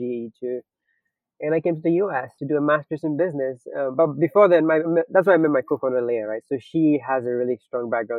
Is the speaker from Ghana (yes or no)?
yes; Ghana; moved away; So I'm originally from Ghana. So I got into college at 17, and I got my first laptop when I got to college in Ghana.